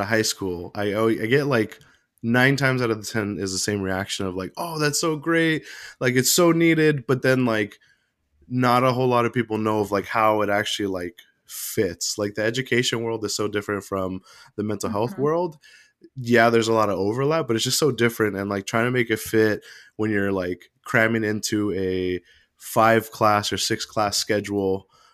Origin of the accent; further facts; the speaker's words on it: San Jose, California, United States; moved away as an adult; now in Oregon, United States; I'm originally from the San Jose Bay Area in California. I've been in Oregon now